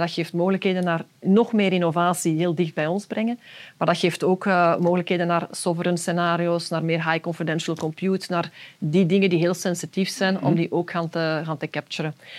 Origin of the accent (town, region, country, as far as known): Belgium